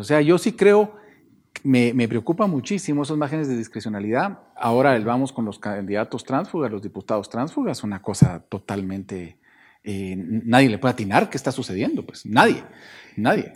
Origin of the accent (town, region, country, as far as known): Guatemala